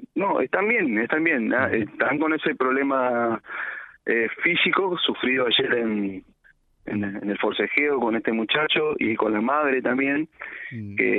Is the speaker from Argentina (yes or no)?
yes; Reconquista, Santa Fe, Argentina; yo soy de Reconquista y viajo al distrito de Antosca a trabajar